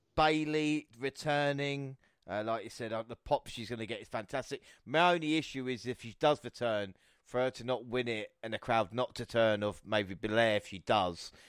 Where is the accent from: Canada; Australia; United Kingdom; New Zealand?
United Kingdom; As a British fan